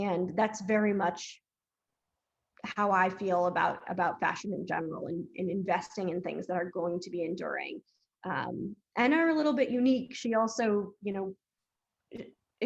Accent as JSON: {"language": "English", "region": "Massachusetts", "country": "United States", "tie": "born or raised there", "said": "I grew up in Massachusetts"}